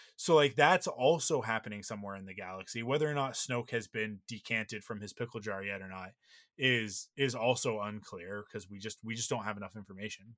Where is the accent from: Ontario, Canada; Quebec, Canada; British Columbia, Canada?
British Columbia, Canada; Vancouver; I grew up in Vancouver